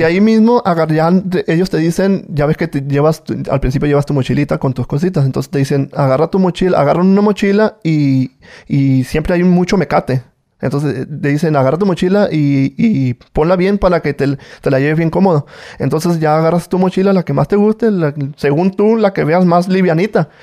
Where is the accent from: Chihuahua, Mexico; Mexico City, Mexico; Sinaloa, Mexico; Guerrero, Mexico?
Sinaloa, Mexico; Culiacán; Yo soy de Culiacán, Sinaloa